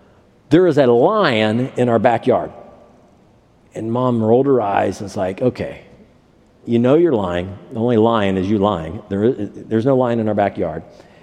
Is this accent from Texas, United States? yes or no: no; Ohio, United States; When I was growing up in Ohio